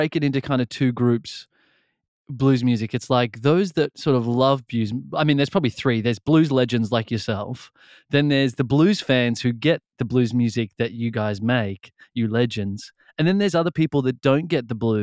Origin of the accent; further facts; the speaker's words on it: Australia; I grew up in Australia.